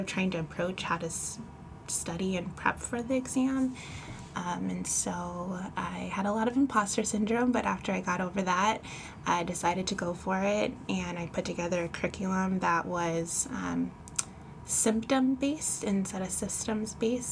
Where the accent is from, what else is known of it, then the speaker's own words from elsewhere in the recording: Elk Grove, California, United States; also born or lived in Pasadena, California; I'm actually originally from Pasadena, California, but I've been living in Northern California, Elk Grove, Sacramento area since about fifth grade, so consider myself a NorCal gal